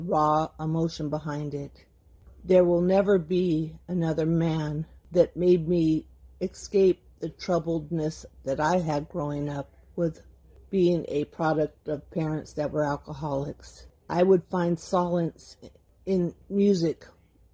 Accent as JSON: {"language": "English", "region": "California", "country": "United States", "said": "from California"}